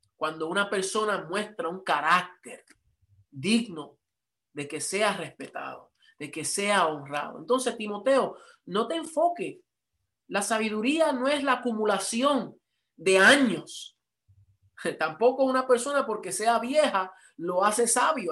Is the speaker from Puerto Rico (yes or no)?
yes; Puerto Rico; yo soy puertorriqueño